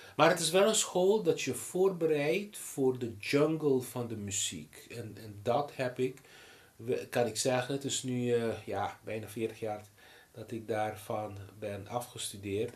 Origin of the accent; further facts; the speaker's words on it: Aruba; first language Papiamento; Dutch is a second language; moved away as an adult; also born or lived in Boston, United States; now in Netherlands; in mijn moedertaal, papiamento